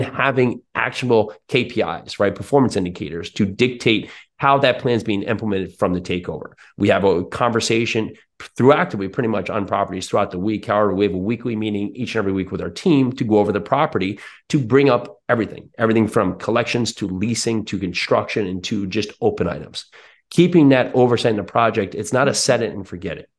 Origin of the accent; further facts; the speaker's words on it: New Jersey, United States; now in Tennessee, United States; I'm in now Tennessee, but I grew up in New Jersey